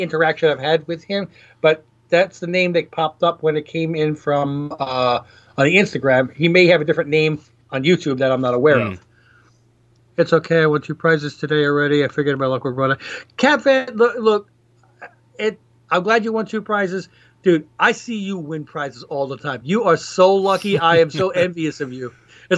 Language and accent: English; New York City, New York, United States; moved away as an adult; now in Georgia, United States; where I grew up in New York City